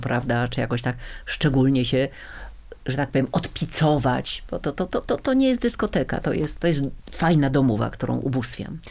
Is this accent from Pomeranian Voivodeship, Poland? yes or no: yes; Gdańsk, Pomeranian Voivodeship, Poland; now in Warsaw, Poland; Urodziłam się w Gdańsku, większość mojego życia spędziłam w Warszawie